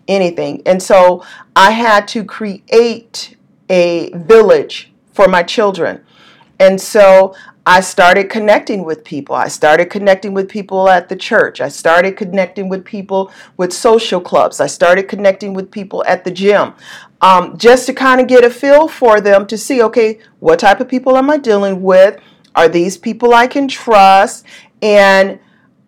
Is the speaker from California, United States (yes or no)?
yes; Southern California, United States; moved away; I was born and raised in Southern California